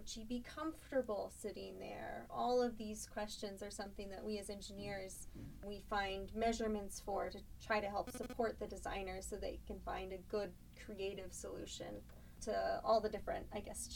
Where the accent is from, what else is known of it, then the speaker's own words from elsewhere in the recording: Northern California, United States; moved away as an adult; now in Michigan, United States; I'm from Northern California, though, so very different council than your guys' council over here in Michigan